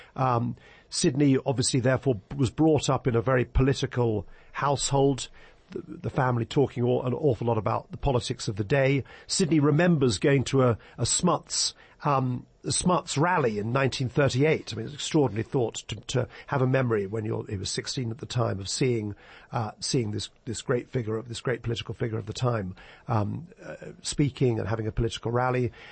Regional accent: England, United Kingdom; I've spent most of my life practicing law in England

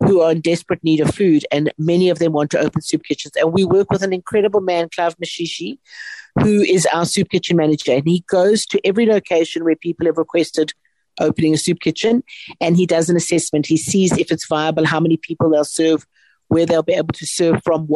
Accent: South Africa; our country has endured so much over so long, and we are resilient

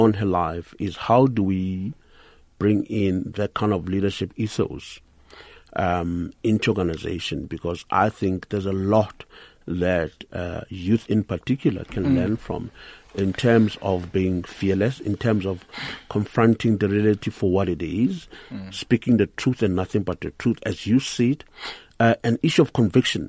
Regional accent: Thokoza, Gauteng, South Africa; I'm from Togoza

